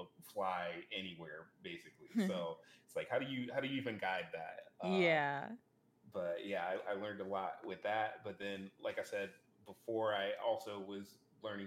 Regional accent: Savannah, Georgia, United States; I'm from Savannah, Georgia

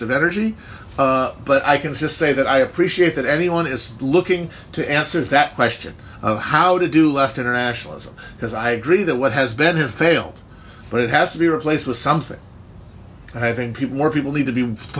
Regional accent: Midwest, Wisconsin, United States; as a Balkan Midwesterner

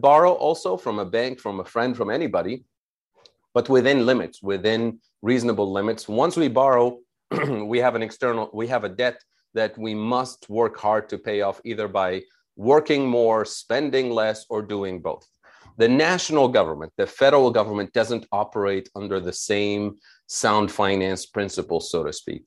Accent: Tunisia; I'm originally from Tunisia

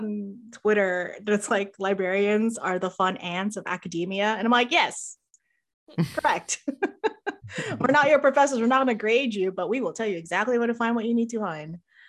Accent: Philippines; there's so many whitening products, like, growing up in the Philippines.

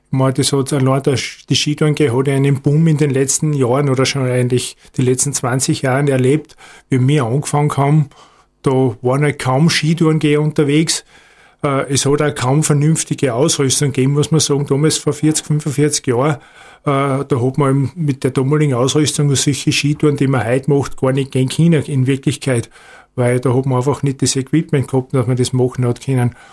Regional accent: Styria, Austria; aber natürlich vor allem im Gesäuse in meiner Heimat bin ich vornehmlich unterwegs.

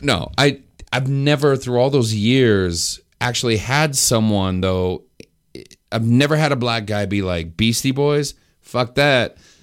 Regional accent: New Mexico, United States; I grew up in New Mexico

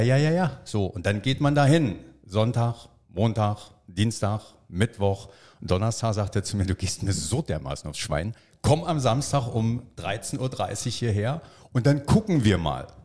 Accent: Freiberg, Saxony, Germany; Ich habe mit 13 auf dem Rummelplatz in meiner Heimatstadt Freiberg damals Lose verkauft.

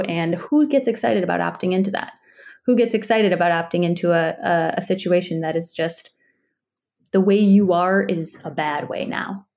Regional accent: Chicago, Illinois, United States; I grew up in Chicago

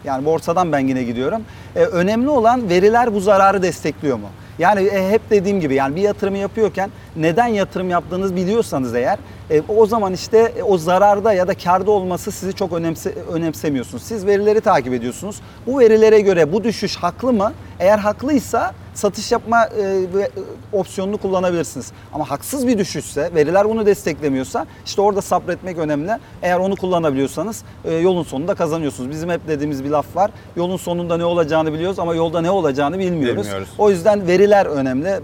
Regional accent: Adana, Turkey; Adanalı olmaktan gurur duyuyorum.

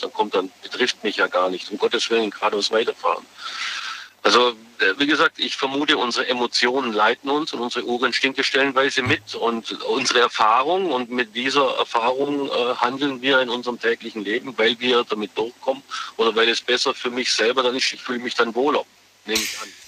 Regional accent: Biberach an der Riss, Baden-Württemberg, Germany; Biberach Anderis

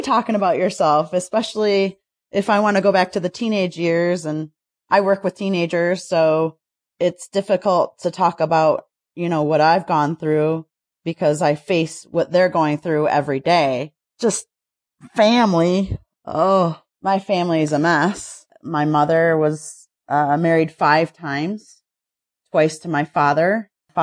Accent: Highland, Michigan, United States; also born or lived in Detroit, Michigan / Milford, Michigan; I grew up in a little town outside of Detroit. Basically, I started off in Highland and moved to Milford when I was I was around 18

